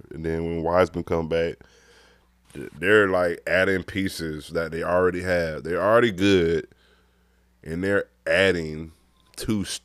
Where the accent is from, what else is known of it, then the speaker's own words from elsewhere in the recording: California, United States; You know, man, I'm from Cali, man.